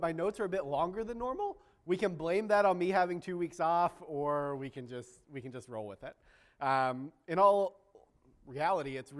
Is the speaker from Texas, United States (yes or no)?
yes; Texas, United States; accent: drawl; we're also from Texas, and so every once in a while, we have our drawl that'll come out